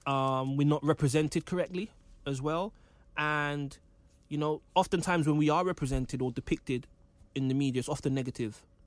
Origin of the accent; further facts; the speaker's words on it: London, United Kingdom; I grew up in Kendall Rise, um, you know, not gentrified Kenzo Wright, I'm from the real Kenzo Wright.